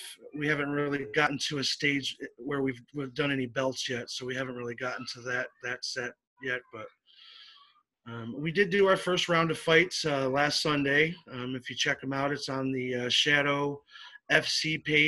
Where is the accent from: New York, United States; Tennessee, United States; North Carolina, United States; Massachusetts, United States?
New York, United States; Syracuse; now in Florida, United States; I'm originally from upstate New York, but yes, I reside in Florida now